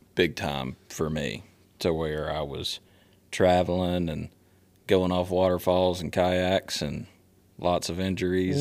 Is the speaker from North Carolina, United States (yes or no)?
yes; Statesville, North Carolina, United States; now in Concord, United States; I grew up in Statesville